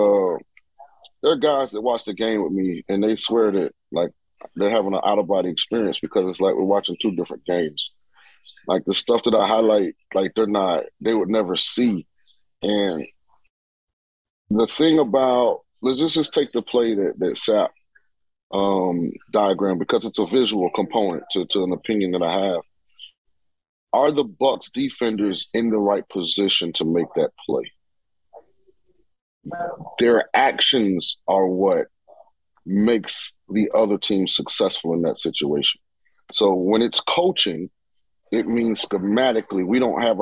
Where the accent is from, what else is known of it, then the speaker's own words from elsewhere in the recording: St. Petersburg, Florida, United States; I'm from St. Petersburg, Florida